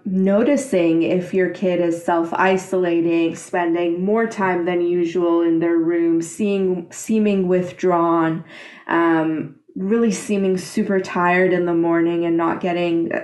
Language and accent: English; Iran; in my country, I'm from Iran